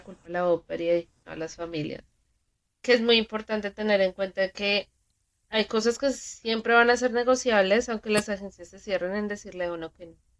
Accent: Colombia; nosotros como colombianos

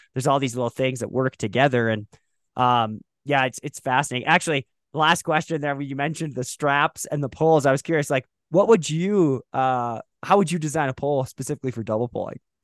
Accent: Moorhead, Minnesota, United States; I grew up in Moorhead, Minnesota.

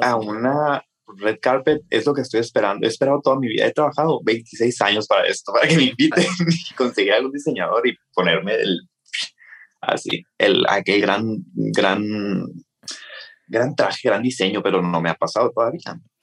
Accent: Hermosillo, Sonora, Mexico; soy de Hermosillo, Sonora

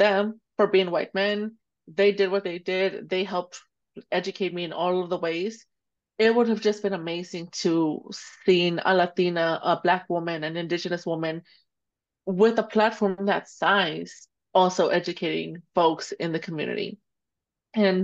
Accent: Dallas, Texas, United States; also born or lived in Jalisco, Mexico; I grew up here in Oak Cliff. I became a photographer here in Dallas

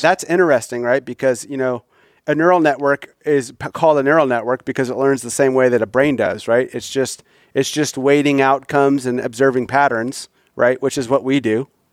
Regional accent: Midwest, United States; I grew up in the Midwest hunting agriculture

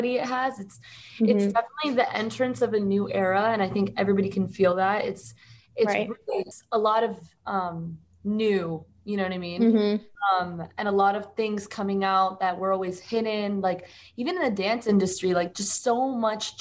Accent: Miami, Florida, United States; moved away as an adult; also born or lived in West Palm Beach, Florida / Orlando, Florida; now in Los Angeles, United States; I was born in Miami, so I am American.

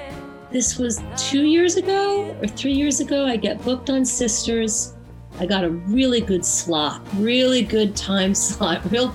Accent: Woodstock, New York, United States; I come from Woodstock, and I was born and raised here. And my dad was a musician named …, who was in a group called ….

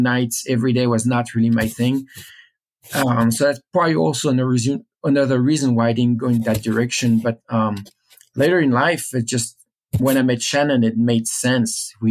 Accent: Paris, Île-de-France, France; I grew up in Paris.

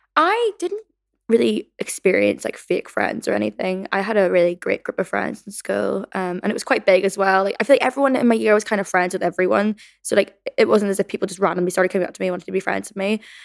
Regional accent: Northern Ireland, United Kingdom; growing up in Northern Ireland slash my childhood experiences

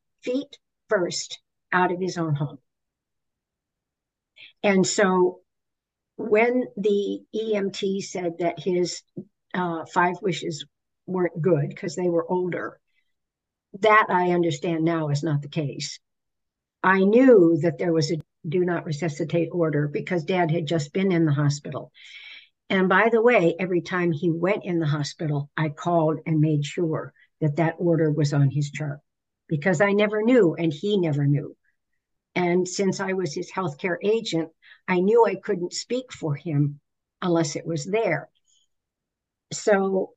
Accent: Pennsylvania, United States; I'm from Pennsylvania

